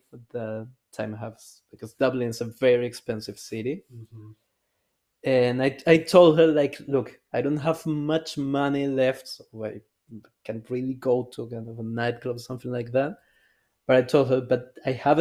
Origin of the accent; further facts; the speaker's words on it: Chile; now in Erfurt, Germany; we're both from Chile